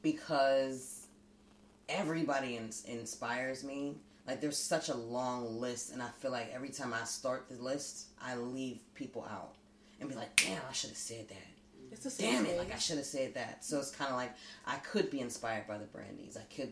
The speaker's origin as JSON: {"language": "English", "town": "Pittsburgh", "region": "Pennsylvania", "country": "United States", "tie": "born or raised there", "said": "Northside. Actually, I was born in Manchester. But I'm not of Manchester because, like, we kind of moved. I probably was, what, 3-4 years old in Brighton Heights. Like, just on the north side."}